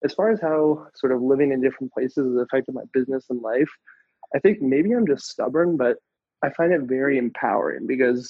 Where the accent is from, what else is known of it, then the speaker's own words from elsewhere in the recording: United States; moved away as an adult; also born or lived in Thailand / Asia; I'm American